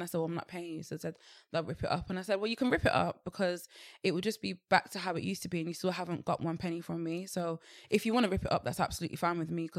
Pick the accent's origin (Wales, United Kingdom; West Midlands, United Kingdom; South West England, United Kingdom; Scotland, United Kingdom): West Midlands, United Kingdom; Birmingham; born there; I wasn't born. I was born here. I was born in Birmingham.